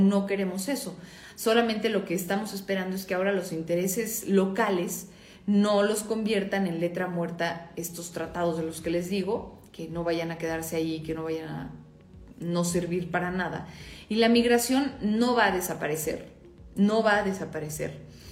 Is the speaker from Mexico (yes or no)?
yes; Mexico; como mexicanos